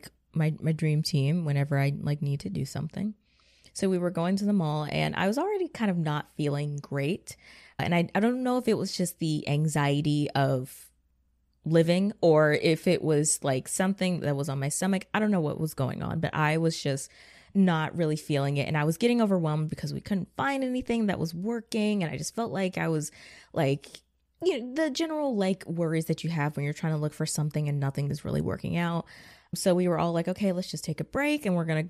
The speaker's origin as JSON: {"language": "English", "region": "Georgia", "country": "United States", "tie": "born or raised there", "said": "I'm from Georgia"}